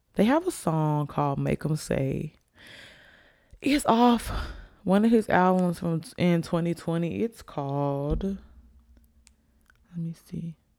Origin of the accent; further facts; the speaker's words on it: Alabama, United States; I'm from Alabama